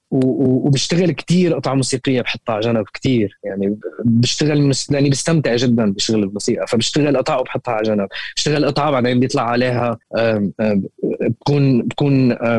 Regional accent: Syria; moved away as an adult; نحن آه، كسوريين

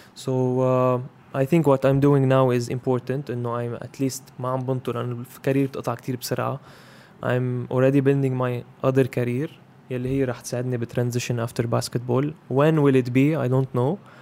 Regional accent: Zahle, Beqaa, Lebanon; moved away as an adult; now in Beirut, Lebanon; هيدا مدينتي

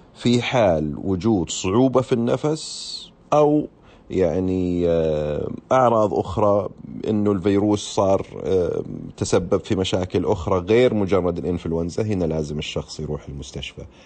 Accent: Saudi Arabia; عندنا هنا في السعودية

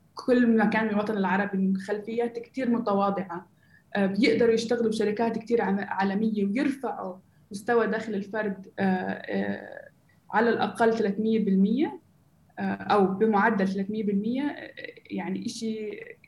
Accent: Gaza, Gaza Strip, Palestine; moved away as an adult; also born or lived in Silicon Valley; أنا أصلا فلسطينية من غزة آه، عشت انولدت بغزة وعشت حياتي هناك

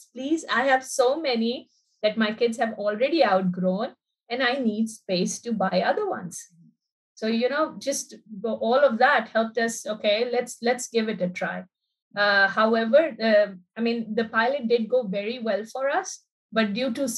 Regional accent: Pakistan; now in United Arab Emirates; I'm from Pakistan. I've lived here for more

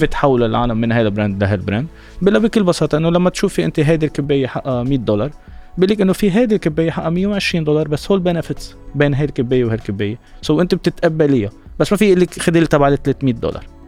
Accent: Lebanon; عندنا بلبنان

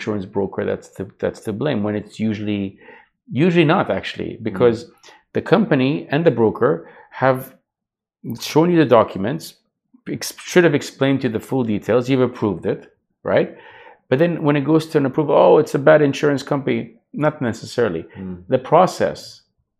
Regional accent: Vancouver, British Columbia, Canada; moved away as an adult; also born or lived in Jordan; now in Dubai, United Arab Emirates; I grew up in Canada, but grew up in Vancouver specifically.

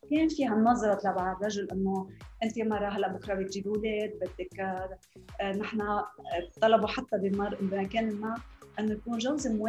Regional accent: Lebanon; moved away as an adult; now in Dubai, United Arab Emirates; أنا لبنانية آه، خلقت بلبنان بوقت الحرب

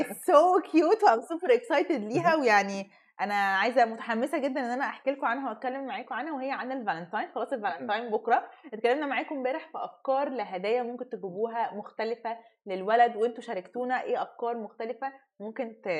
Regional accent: Egypt; احنا كمصريين

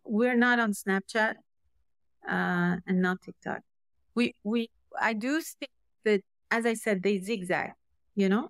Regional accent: Syria; I was raised, I was raised in Syria.

